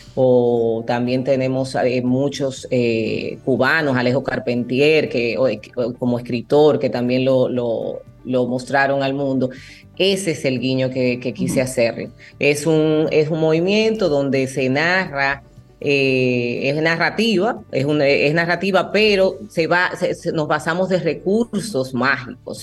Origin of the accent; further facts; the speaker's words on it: Dominican Republic; aquí en mi país.